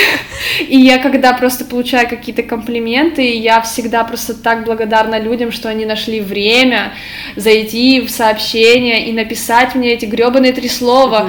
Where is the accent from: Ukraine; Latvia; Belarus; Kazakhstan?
Ukraine; moved away as an adult; now in Poland; я с Украины